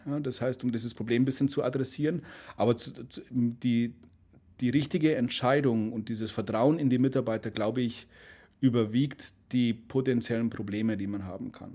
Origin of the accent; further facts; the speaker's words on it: Munich, Bavaria, Germany; München, bin Münchner.